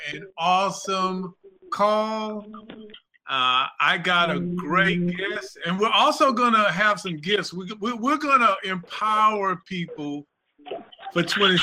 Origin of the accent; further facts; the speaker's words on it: Texas, United States; I'm from Texas